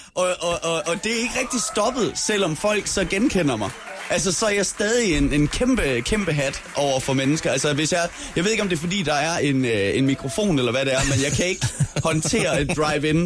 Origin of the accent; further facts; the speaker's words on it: Skanderborg area, East Jutland, Central Denmark Region, Denmark; now in Copenhagen, Denmark; Jeg er fra Østjylland